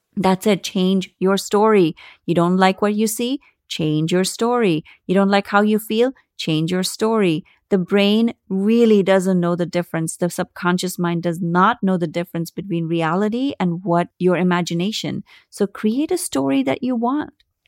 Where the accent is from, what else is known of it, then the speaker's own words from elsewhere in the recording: India; I grew up in India